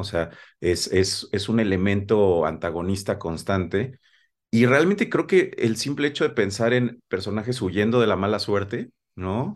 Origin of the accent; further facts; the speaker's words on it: Mexico; nuestra manera de hablar como mexicanos